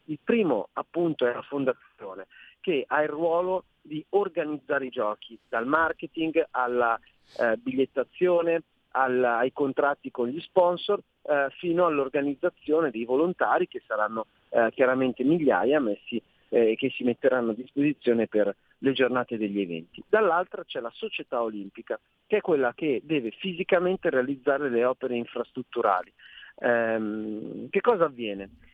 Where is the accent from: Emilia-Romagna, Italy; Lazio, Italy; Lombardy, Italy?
Lombardy, Italy; Milan; da milanese in quanto eletto a Milano, da milanese in quanto cittadino milanese